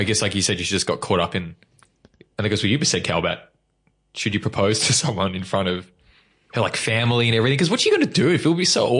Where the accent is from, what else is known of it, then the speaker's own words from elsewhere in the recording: Australia; being Australian